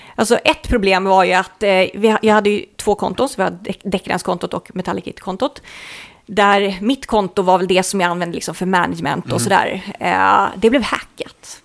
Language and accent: Swedish; Sweden; vi är från Sverige